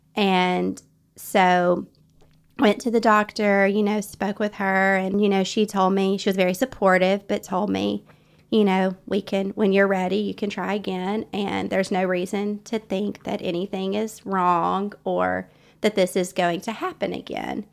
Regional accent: North Alabama, United States; I was raised in North Alabama

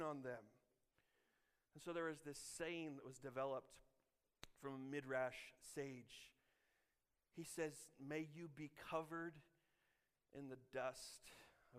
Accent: Illinois, United States; now in Kansas, United States; I'm from Illinois

